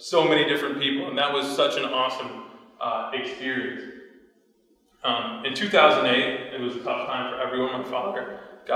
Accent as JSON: {"language": "English", "country": "United States", "tie": "born or raised there", "also_born_or_lived": "New Ulm, Minnesota / Alabama / Atlanta, Georgia", "said": "I'm born and raised in the U.S., and my parents came here as immigrants, both of them born and raised in India"}